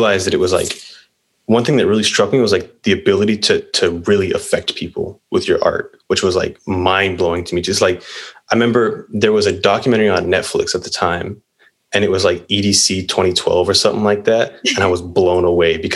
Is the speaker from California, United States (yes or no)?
yes; Whittier, California, United States; I'm 22. I'm from Whittier